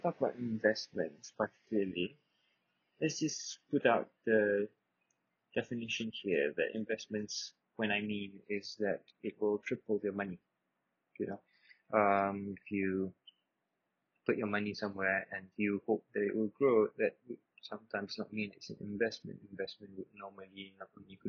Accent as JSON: {"language": "English", "town": "Subang Jaya", "region": "Selangor", "country": "Malaysia", "said": "I'm 22 years old, I'm from Subang Jaya."}